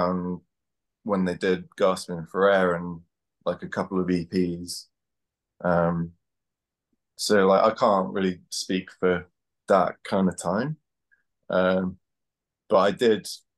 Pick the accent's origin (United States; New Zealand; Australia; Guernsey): Guernsey; now in Brighton, United Kingdom; I'm from Guernsey in the Channel Islands